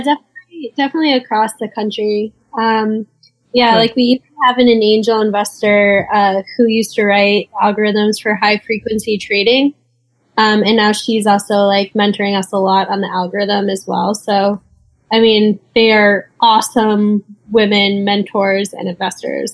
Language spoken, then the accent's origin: English; East Coast, United States; we're both from the East Coast